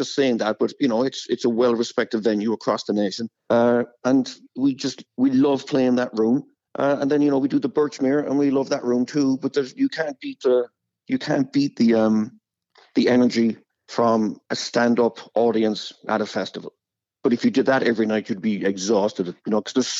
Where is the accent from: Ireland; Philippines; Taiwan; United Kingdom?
Ireland; Cork, Munster; born or raised there; moved away as an adult; also born or lived in Los Angeles